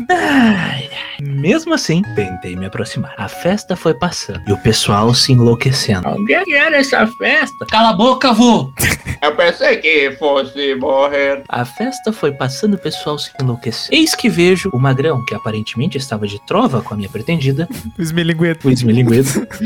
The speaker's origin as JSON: {"language": "Portuguese", "town": "Porto Alegre", "region": "Rio Grande do Sul", "country": "Brazil", "said": "Eu sou de Porto Alegre, do bairro Itu Sabará."}